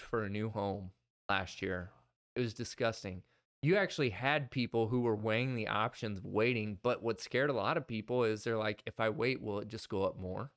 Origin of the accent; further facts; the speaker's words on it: Midwest, United States; we're from the Midwest.